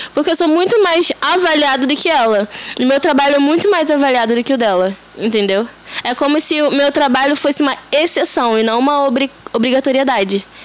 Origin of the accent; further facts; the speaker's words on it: Rio de Janeiro, Brazil; Eu sou daqui de Bangu. Ah, Zona Oeste do Rio de Janeiro. É, ainda moro com os meus pais